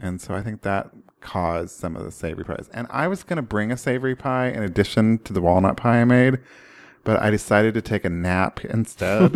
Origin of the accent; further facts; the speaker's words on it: Oklahoma, United States; I grew up in Oklahoma